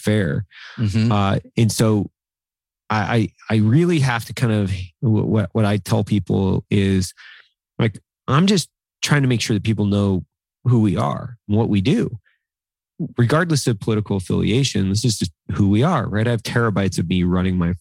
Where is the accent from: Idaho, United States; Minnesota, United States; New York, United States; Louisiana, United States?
Idaho, United States; Northern; I grew up in Northern Idaho with basically nothing